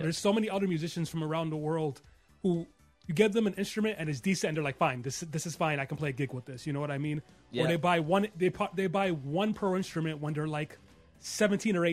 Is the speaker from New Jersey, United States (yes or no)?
yes; Jersey City, New Jersey, United States; also born or lived in New York City; I was raised in Jersey City, but I was technically born in New York